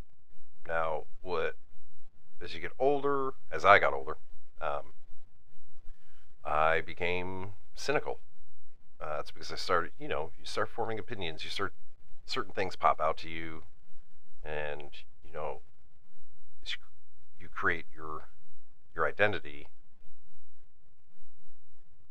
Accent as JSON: {"language": "English", "region": "Northeast", "country": "United States", "said": "I'm from Northeast"}